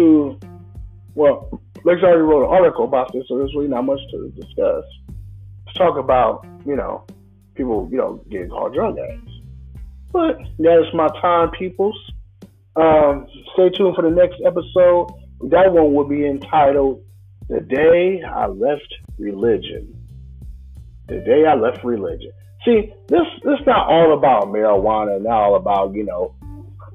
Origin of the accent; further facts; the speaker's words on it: Illinois, United States; I'm from Illinois.